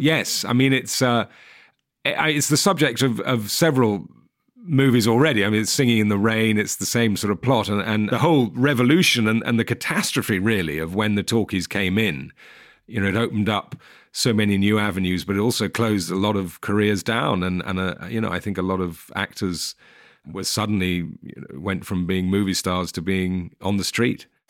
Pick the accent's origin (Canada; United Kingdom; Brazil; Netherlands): United Kingdom; England; as an English person